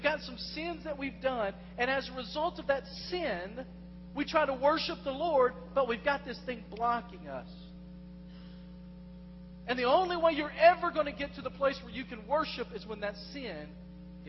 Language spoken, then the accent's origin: English; West Tennessee, United States; moved away as an adult; I've lived in West Tennessee. I lived there 28 of the first 31 years of my life.